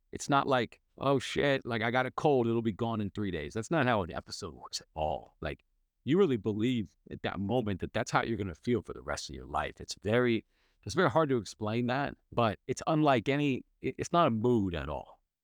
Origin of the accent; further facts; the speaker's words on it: Bay Area, California, United States; I grew up in the Bay Area